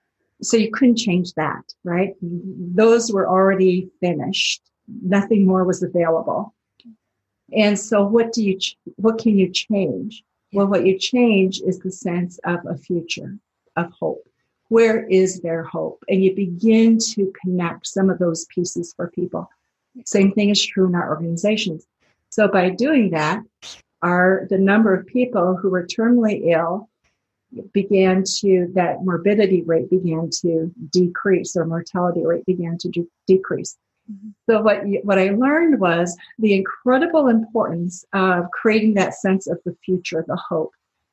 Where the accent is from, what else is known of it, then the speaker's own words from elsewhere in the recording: Japan; I grew up in Japan, so knew the culture and the language well.